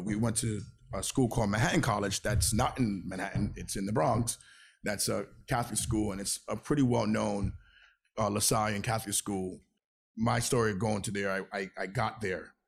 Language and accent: English; Venezuela; also born or lived in Flatbush, Brooklyn, New York; now in New York, United States; I was born in Venezuela. I'm Venezuelan.